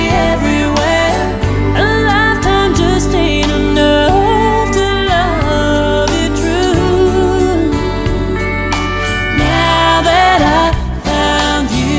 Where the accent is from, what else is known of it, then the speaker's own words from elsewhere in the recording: Medicine Hat, Alberta, Canada; moved away as an adult; also born or lived in Calgary, Alberta; now in Nashville, United States; And they formed a family and had my brother, and we all moved to Medicine Hat, Alberta.